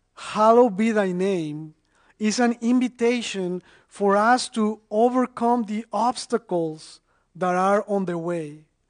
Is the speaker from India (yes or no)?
no; Mexico; now in North Carolina, United States; I, am originally from Mexico and, and I've been in the United States since 2003. So, so I'm an immigrant